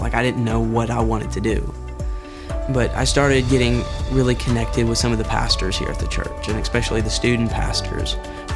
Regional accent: Maryville, Tennessee, United States; I was born in Maryville, and I've kind of been raised up here all my life

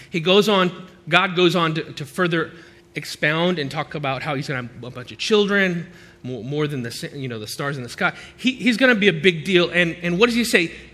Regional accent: United States; speaks English because I'm American

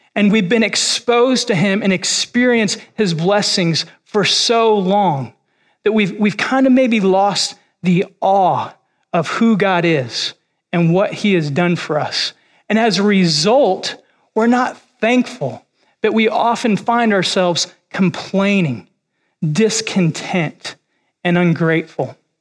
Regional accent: Illinois, United States; moved away as an adult; also born or lived in Kentucky / Missouri; now in Florida, United States; I was born and raised in Illinois, which is where I've spent most of my time.

